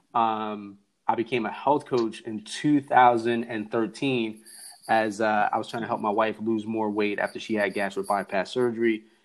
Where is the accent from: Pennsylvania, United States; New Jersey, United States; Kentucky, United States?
New Jersey, United States; I'm from New Jersey. We barely say hi.